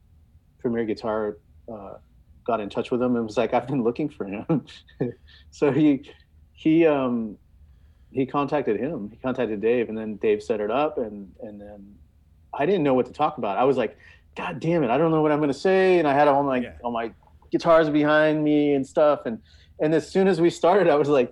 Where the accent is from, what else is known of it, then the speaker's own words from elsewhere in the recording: California, United States; I grew up in California, man. I grew up around a bunch of earthquakes.